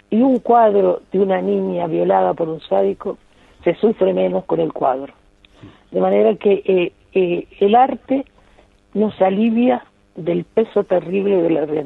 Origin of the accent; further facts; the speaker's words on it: Uruguay; yo lo recibo como uruguaya, pero como española, porque yo tengo la doble nacionalidad